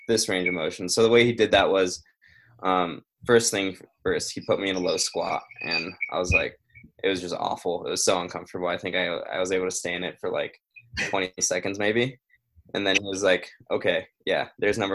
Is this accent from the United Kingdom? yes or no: no; Brazil; moved away; I'm originally from Brazil. And then when I go back there, we're from a pretty rural area.